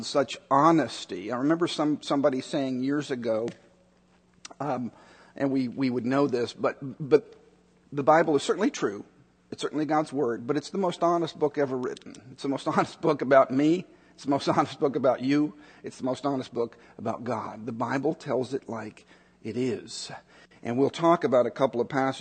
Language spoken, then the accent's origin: English; Chicago, Illinois, United States; also born or lived in Dallas, Texas; the year that I was born in Dallas. The year that I was born, we moved to Chicago